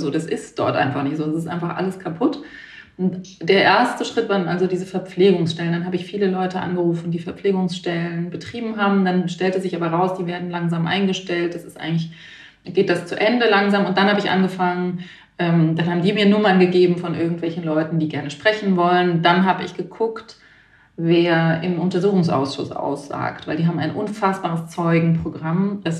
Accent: Baden-Württemberg, Germany; now in Berlin, Germany

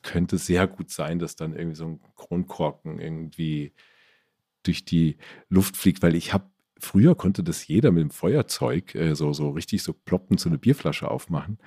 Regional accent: Stadtallendorf, Hesse, Germany; also born or lived in Marburg; now in Ammersee, Germany; Wir hatten bei uns in Stadt Allendorf so einen kleinen Dorfladen

